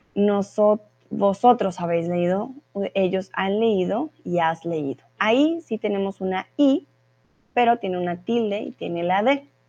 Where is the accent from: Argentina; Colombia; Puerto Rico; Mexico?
Colombia; soy de Colombia